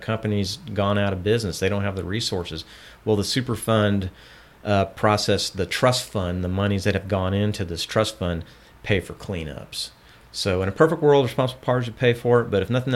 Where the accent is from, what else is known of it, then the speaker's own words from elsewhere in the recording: Houston, Texas, United States; I grew up in Southwest Houston